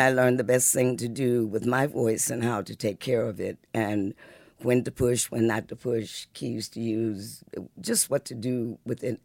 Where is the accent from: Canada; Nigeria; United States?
United States; Muskegon, Michigan; also born or lived in Detroit, Michigan; before we came to Detroit, I was born in Muskegon, Michigan